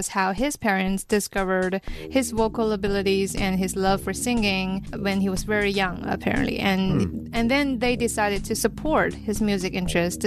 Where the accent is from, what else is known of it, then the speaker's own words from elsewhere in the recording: Beijing, China; I was born in Xuanwu District.